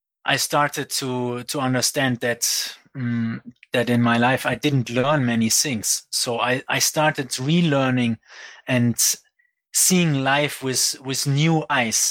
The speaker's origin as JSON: {"language": "English", "town": "Aachen", "region": "North Rhine-Westphalia", "country": "Germany", "tie": "born or raised there", "also_born_or_lived": "Fiji", "moved": "as an adult", "said": "I grew up in Germany. In Aachen, near Cologne, next to Belgium and Netherlands"}